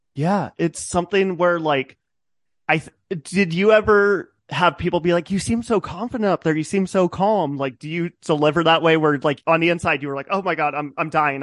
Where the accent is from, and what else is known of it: Nevada, United States; born or raised there; also born or lived in Hayward, California / Reno, Nevada; now in Sacramento, United States